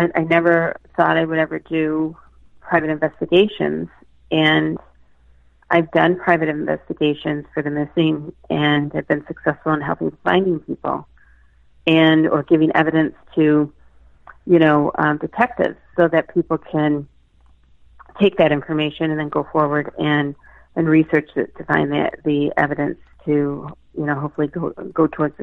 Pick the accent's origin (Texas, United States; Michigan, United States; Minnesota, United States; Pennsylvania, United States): Michigan, United States; also born or lived in Boston; now in Andover, United States; I'm originally from Michigan, and here I land in Andover, Massachusetts